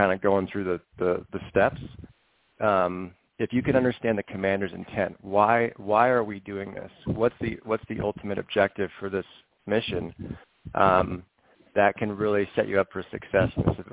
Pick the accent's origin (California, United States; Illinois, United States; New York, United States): California, United States; Northern; I grew up in Northern California